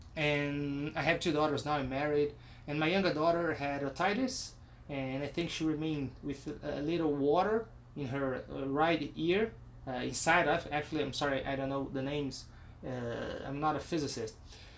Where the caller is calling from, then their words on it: Brazil; English is a second language; I am recording from Brazil.